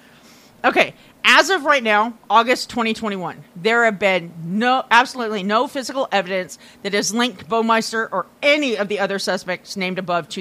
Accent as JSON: {"language": "English", "region": "Iowa", "country": "United States", "tie": "born or raised there", "moved": "yes", "said": "I grew up in Iowa, right next door to fucking Indiana"}